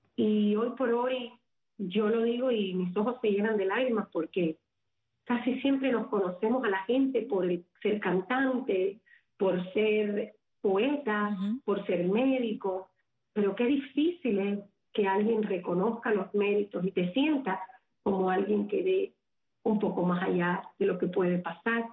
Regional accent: Havana, Cuba; moved away; nací en La Habana, en el seno de una familia muy, muy humilde, pero en el centro

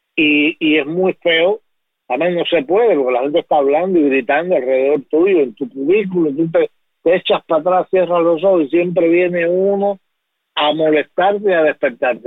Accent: Bayamo, Granma, Cuba; moved away; also born or lived in Havana; sueño con mi pueblo, con Bayamo, y me veo caminando y llegando a, lo que fue mi casa y al barrio con los amigos

